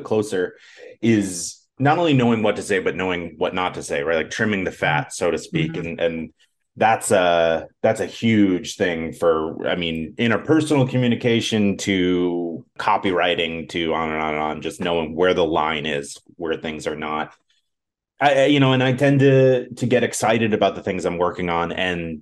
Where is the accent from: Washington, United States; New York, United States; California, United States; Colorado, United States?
New York, United States; Long Island; also born or lived in Buffalo, New York; I went to school in Buffalo, I'm from Long Island